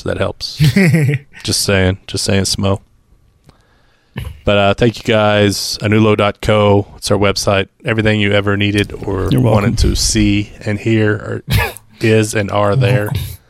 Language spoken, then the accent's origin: English; Idaho, United States; But I'm from Idaho.